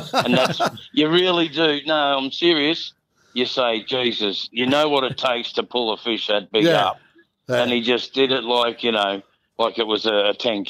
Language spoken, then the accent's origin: English; Doveton, Victoria, Australia; now in Port Douglas, Australia; No, mate, I grew up in Doveton, actually.